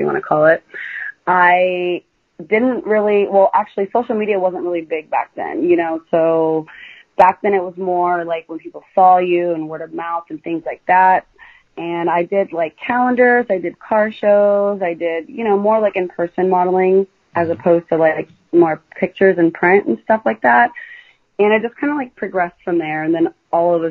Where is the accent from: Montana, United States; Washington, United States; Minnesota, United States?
Washington, United States; Seattle; I was born in Seattle, Washington